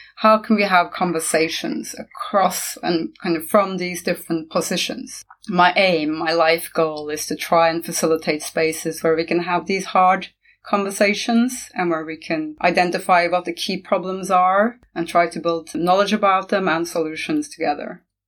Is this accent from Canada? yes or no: no; Norway; also born or lived in Costa Rica / China; now in England; I'm from Norway. I've lived in several different countries, starting with Norway, moving on to Costa Rica, England, China.